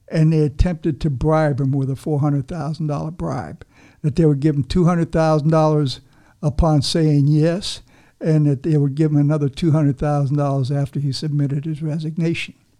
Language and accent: English; Havana, Cuba; now in Miami, United States; I'm a Cuban myself. You know, I was born in Havana